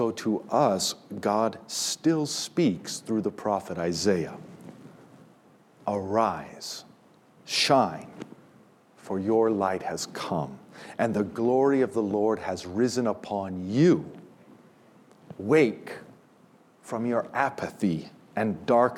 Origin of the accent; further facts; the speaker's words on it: United States; our biggest problem as American Christians